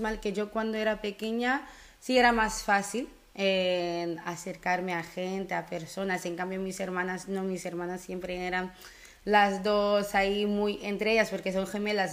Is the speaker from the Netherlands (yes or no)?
yes; Netherlands; also born or lived in Curaçao; vengo de Sudamérica, pero crecí en Holanda. Y bueno, siendo Holanda cuando me fui con nueve años